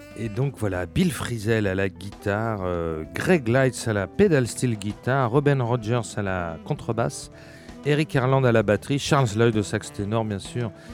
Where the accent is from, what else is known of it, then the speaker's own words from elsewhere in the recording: France; chez nous, en France